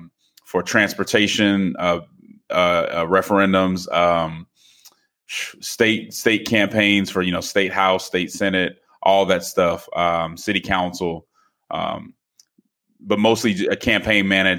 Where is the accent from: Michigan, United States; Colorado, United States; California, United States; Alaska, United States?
Colorado, United States; Denver; Sure. So I grew up in Denver, Colorado. My mother's a PK, so I grew up in the church